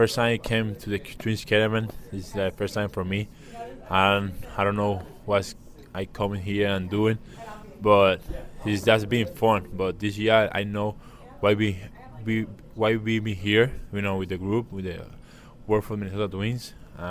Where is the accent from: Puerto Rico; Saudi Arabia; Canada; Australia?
Puerto Rico; Yeah, that's great when you come to a different city, like you say, so far from where I'm from Puerto Rico